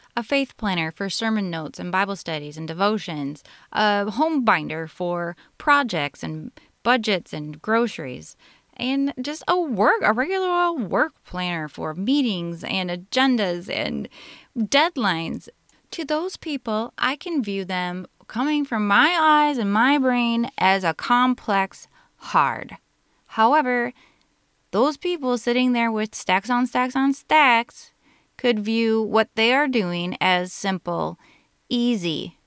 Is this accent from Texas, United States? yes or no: no; Minnesota, United States; I'm from Minnesota in the United States